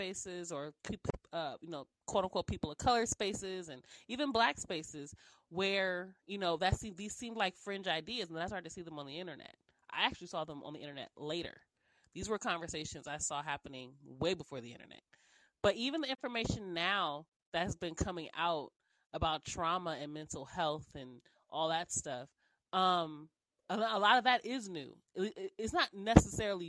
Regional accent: Los Angeles, California, United States; when I was coming up in school, I'm from South Central Los Angeles

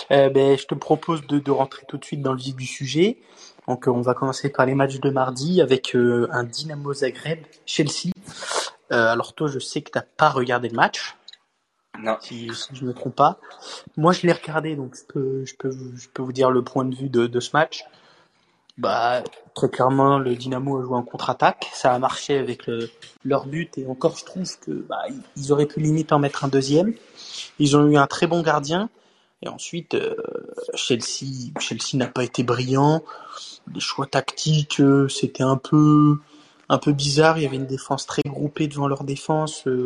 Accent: France; Juste ce qu'il faut retenir en tant que Français dans ce match

